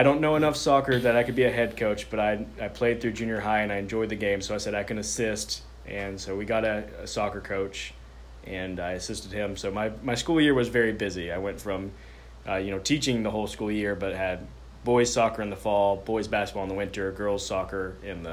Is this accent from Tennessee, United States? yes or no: yes; Chattanooga, Tennessee, United States; moved away as an adult; I was 30 years old. I'd only ever lived in Chattanooga except for being down the road for college.